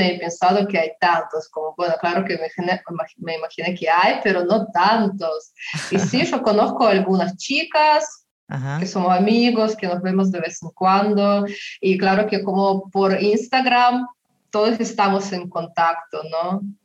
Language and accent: Spanish; Yoshkar-Ola, Mari El, Russia; Spanish is a second language; yo nací en una ciudad chiquita que se llama Yashkarala